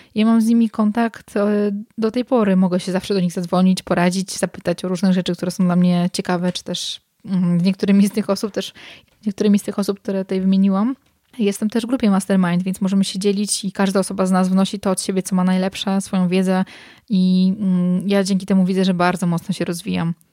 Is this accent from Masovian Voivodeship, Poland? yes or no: yes; Warsaw, Masovian Voivodeship, Poland; moved away as an adult; now in Masuria, Poland; Ja jestem oryginalnie z Warszawy, mieszkam teraz na Mazurach